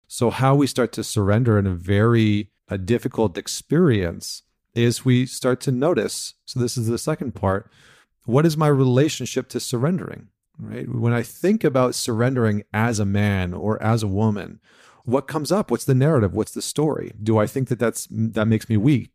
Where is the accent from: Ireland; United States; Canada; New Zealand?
Canada; I'm from Canada.